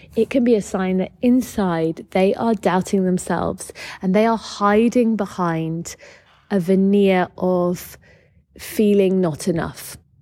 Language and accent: English; United Kingdom; accent: British; you can tell by my accent that I am British.